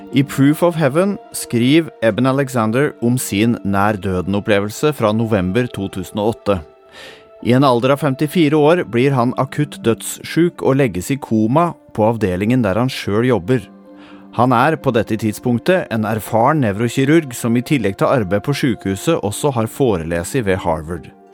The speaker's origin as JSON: {"language": "Norwegian", "area": "Toten", "region": "Innlandet", "country": "Norway", "tie": "born or raised there", "said": "Her har jeg vokst opp og levd store deler av livet mitt."}